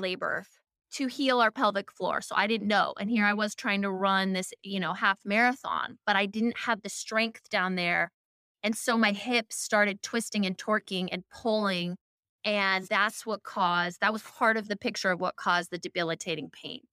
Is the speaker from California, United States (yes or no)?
no; Seattle, Washington, United States; I grew up in Seattle, very holistic surroundings